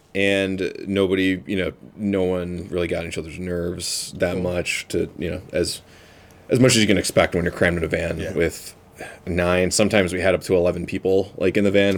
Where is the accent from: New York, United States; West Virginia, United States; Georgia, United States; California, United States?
New York, United States; Clarence; also born or lived in Buffalo; I grew up in I grew up in Clarence. Um, yeah. Went to UB. I've lived here mm-hmm. my whole life